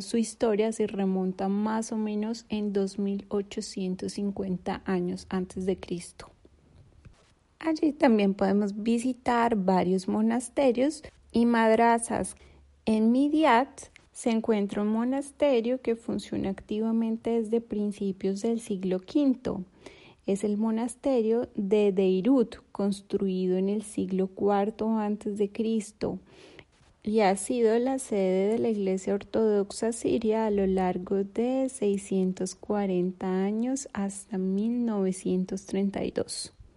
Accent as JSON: {"language": "Spanish", "country": "Colombia", "moved": "as an adult", "lives_now": "Turkey"}